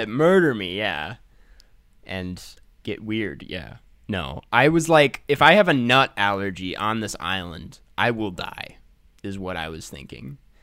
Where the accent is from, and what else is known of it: Midwest, United States